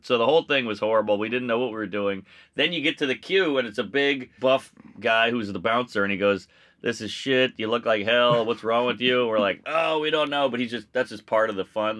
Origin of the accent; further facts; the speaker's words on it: United States; I'm a, I'm a American through and through